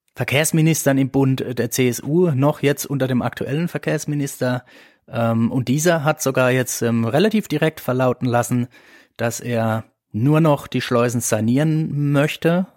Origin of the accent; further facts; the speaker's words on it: Eberbach, Baden-Württemberg, Germany; meine Heimatregion hier im Rhein-Neckar-Kreis, Eberbach-Neckar